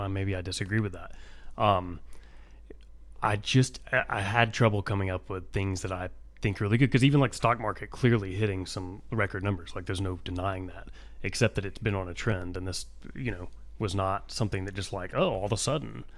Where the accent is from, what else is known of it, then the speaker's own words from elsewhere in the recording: United States; I'm an American